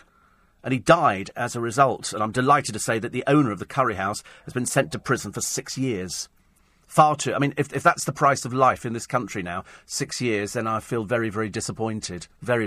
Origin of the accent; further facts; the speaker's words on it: United Kingdom; We're like British. We give backhanded compliments.